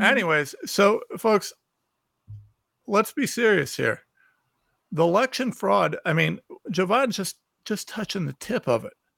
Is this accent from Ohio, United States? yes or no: yes; Ohio, United States; I am a nobody from Ohio